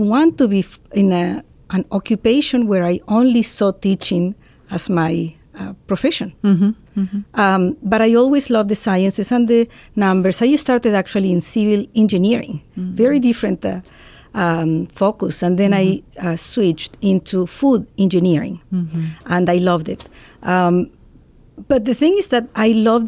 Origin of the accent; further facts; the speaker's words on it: Lima, Peru; moved away as an adult; also born or lived in Oregon, United States; now in Ohio, United States; I was born and I grew up in Lima, Peru